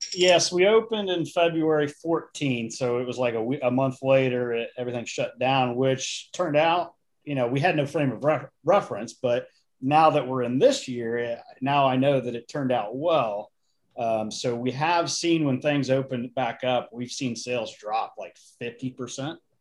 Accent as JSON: {"language": "English", "region": "Indiana", "country": "United States", "moved": "yes", "lives_now": "Virginia, United States", "said": "I'm originally from Indiana"}